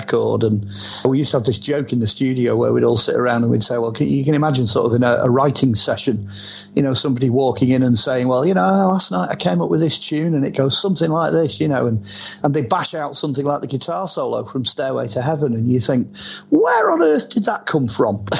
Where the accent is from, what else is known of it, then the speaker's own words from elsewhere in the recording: Warrington, North West England, United Kingdom; played my hometown here. He came to RAF Burton Wood, Warrington, and played here